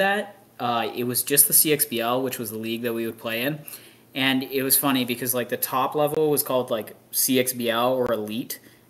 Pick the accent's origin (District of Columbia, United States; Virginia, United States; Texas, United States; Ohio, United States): Texas, United States; it would be cool to be playing an NXL in Texas and have Texas be my home state